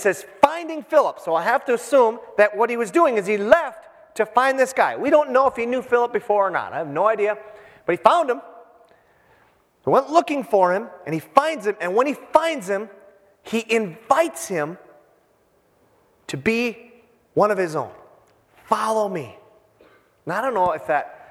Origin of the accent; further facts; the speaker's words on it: Hibbing, Minnesota, United States; I'm from Hibbing, Minnesota, 20,000.